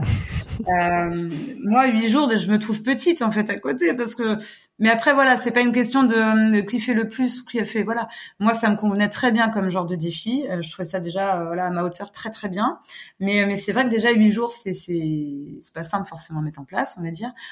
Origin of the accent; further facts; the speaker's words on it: Brittany, France; notre côte voilà, on est chauvin, on est breton